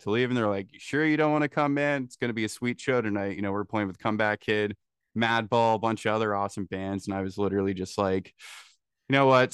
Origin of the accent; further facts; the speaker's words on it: small town north of Toronto, Ontario, Canada; from a small, small potato town north of Toronto